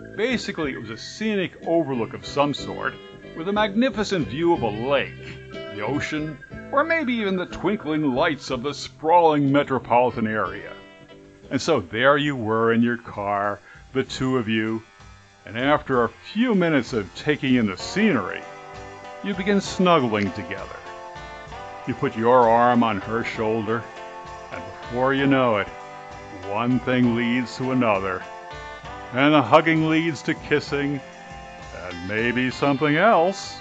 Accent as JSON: {"language": "English", "area": "Rahway River Parkway area", "region": "New Jersey", "country": "United States", "tie": "born or raised there", "said": "there was a small park in my hometown area called Rahway River Parkway"}